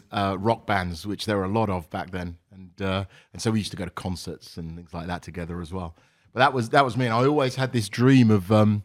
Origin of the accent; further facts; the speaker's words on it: Isham, East Midlands, United Kingdom; moved away as an adult; So I grew up in a small village in the middle of England, in a county called Northamptonshire, a small village called Isham, and went to school around there, and essentially left there when I went to university at about 18.